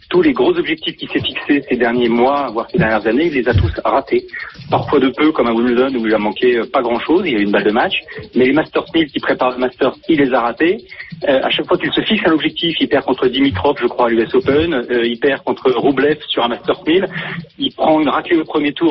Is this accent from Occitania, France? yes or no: no; Normandy, France; je suis normand. Hein. Je suis pas auvergnat. Je suis normand, euh.